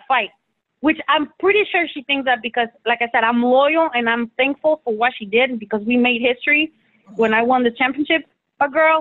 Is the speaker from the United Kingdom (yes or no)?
no; Mexico; moved away; I was born in Mexico.